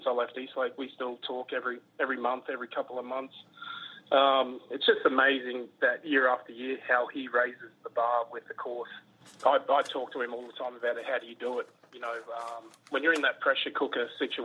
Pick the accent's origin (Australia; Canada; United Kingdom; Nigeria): Australia; Queensland; moved away as an adult; now in United States; I grew up in Queensland where it's pretty well hot year round.